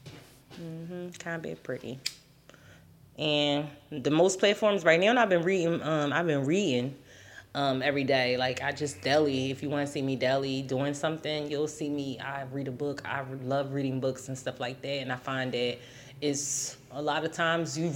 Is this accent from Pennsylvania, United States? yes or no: yes; Philadelphia, Pennsylvania, United States; moved away as an adult; also born or lived in Florida / California / Atlanta; I'm originally from Philly